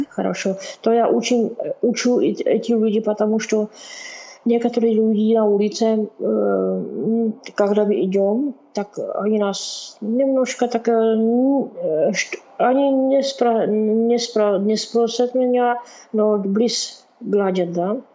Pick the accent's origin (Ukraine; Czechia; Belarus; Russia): Czechia; Brno, South Moravian Region; accent: Czech; Russian is a second language; у меня чешский акцент